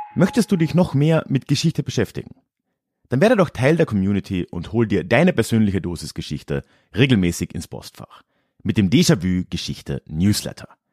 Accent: Freising, Bavaria, Germany; moved away as an adult; now in Munich, Germany; meiner alten Heimatstadt Freising

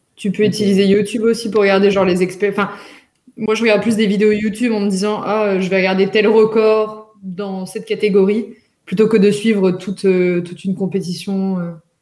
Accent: the South, southern France, France; je suis, je suis, du Sud

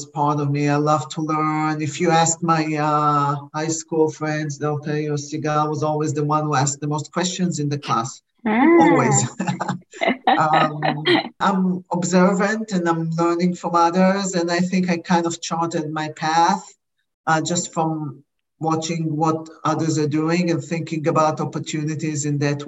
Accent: Israel; English is a second language; moved away as an adult; now in United States; originally I came to the US from Israel. I didn't speak good English

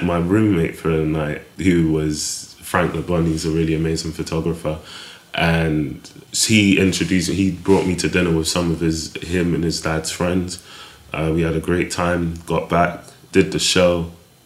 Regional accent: London, United Kingdom; also born or lived in Clapham; I grew up in Brixton, South London, born in Clapham, kind of stayed around the area.

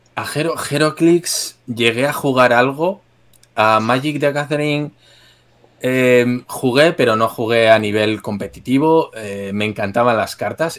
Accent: Spain; como español desde aquí

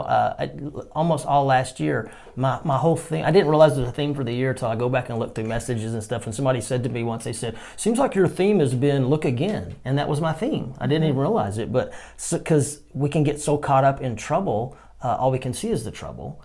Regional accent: Texas, United States; I'm from Texas

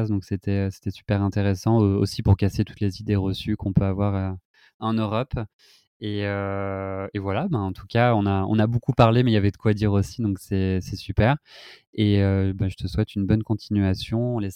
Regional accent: France; beaucoup de d'avantages aussi en tant que français.

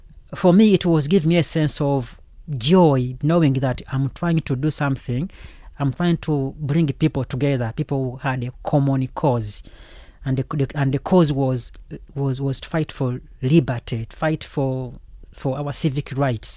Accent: Uganda; moved away as an adult; now in London, United Kingdom; I come from Uganda originally, so I've been in London since 2003

